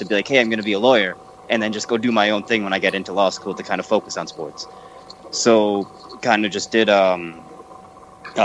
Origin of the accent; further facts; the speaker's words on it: Syracuse, New York, United States; accent: American; now in Bangalore, India; I'm sure everyone can tell by my accent, I am American. I was born in America, in Syracuse, New York